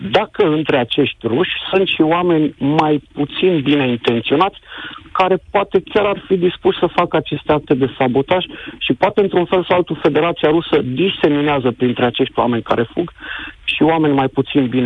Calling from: Denmark; Întâmplarea face să te sun de la nici 150 de kilometri de incidentele de la gazoductele din Marea Baltică te sunt din Danemarca

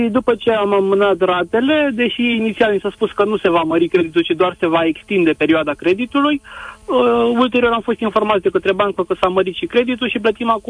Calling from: Bucharest, Romania; sunt din București.

